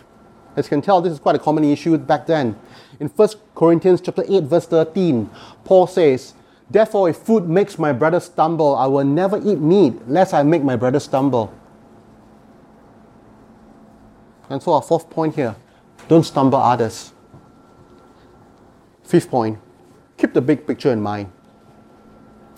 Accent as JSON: {"language": "English", "country": "Singapore", "moved": "yes", "lives_now": "Canada", "said": "I come from Singapore."}